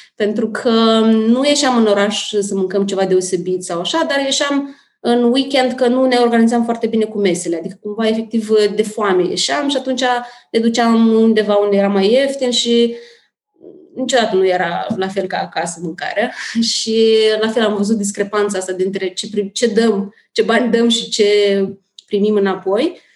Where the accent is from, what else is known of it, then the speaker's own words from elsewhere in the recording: Moldova; moved away as an adult; now in Bucharest, Romania; Sunt din Republica Moldova